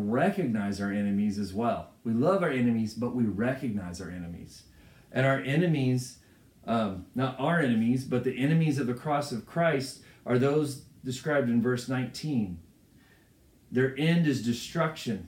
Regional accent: United States; I'm proud to be an American

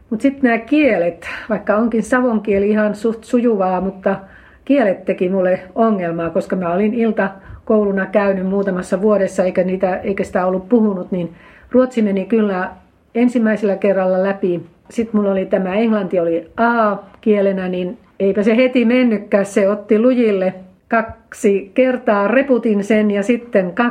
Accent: Finland; kun olen maalta kotoisin, niin ei ollut mahdollisuus opiskella keskikoulua.

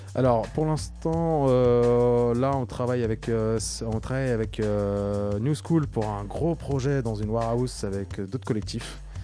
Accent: Maisons-Alfort, Île-de-France, France; je suis euh, d'origine de la banlieue sud-est de Paris, je viens du Val-de-Marne, de Maison Alfort précisément

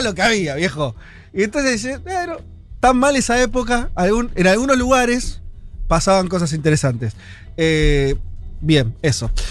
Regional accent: Argentina; hay una dictadura cuando yo nací en Argentina

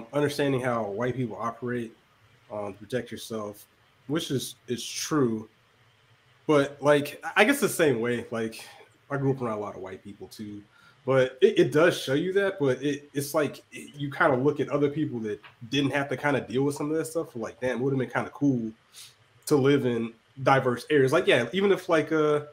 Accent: Georgia, United States; growing up in Georgia

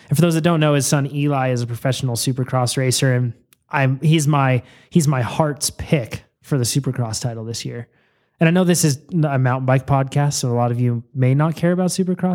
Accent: Yolo County, California, United States; I was born in Yolo County

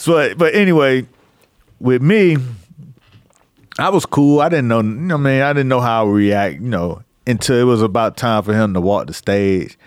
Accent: Miami, Florida, United States; moved away as an adult; I was from Miami

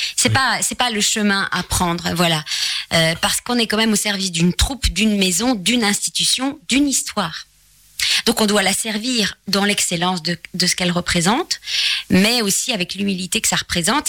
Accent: Charleroi, Wallonia, Belgium; accent: Belgian; moved away as an adult; now in Paris, France; je suis très attachée à mes origines. Euh, donc je suis née à Charleroi

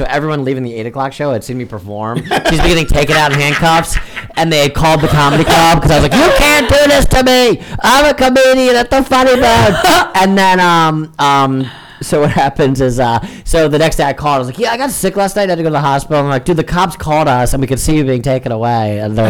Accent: Florida, United States; You know, I came from Florida, where you can be the big fish in Florida

